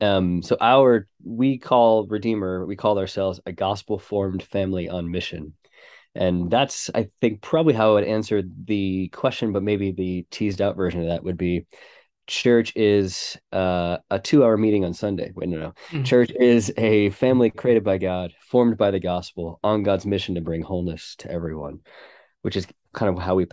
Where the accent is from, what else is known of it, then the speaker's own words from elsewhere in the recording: United States; moved away as an adult; now in Manchester, United Kingdom; And we are, as you can tell from my accent, not originally from England. So we moved from America about 7 years ago to work with a church in Manchester